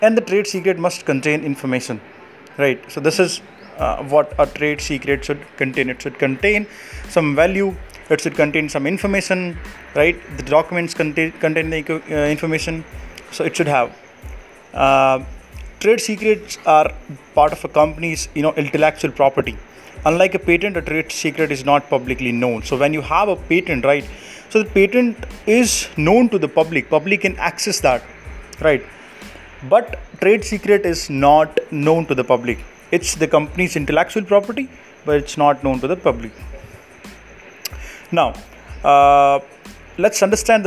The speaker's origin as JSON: {"language": "English", "town": "Jodhpur", "region": "Rajasthan", "country": "India", "said": "I'm from Jodhpur, Rajasthan"}